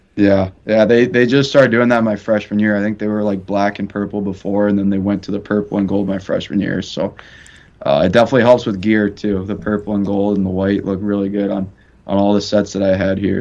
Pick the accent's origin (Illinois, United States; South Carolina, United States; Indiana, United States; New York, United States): Illinois, United States; Chicago; moved away; I'm from Chicago